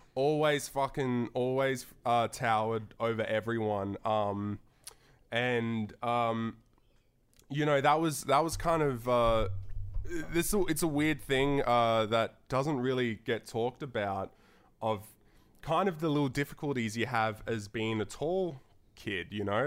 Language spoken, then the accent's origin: English; Darwin, Northern Territory, Australia; moved away; growing up in Darwin